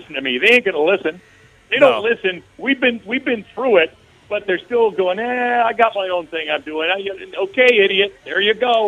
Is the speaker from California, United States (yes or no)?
yes; San Diego, California, United States; I grew up in San Diego